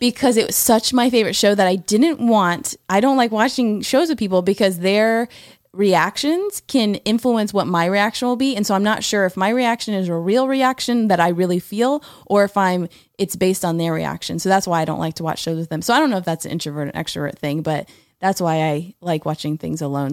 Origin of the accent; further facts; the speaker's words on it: Florida, United States; I'm from Florida.